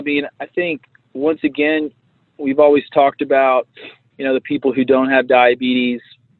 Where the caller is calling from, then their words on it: Fayetteville, Arkansas, United States; Oh, yeah, it's finally nice in Fayetteville, Arkansas, so it's pretty.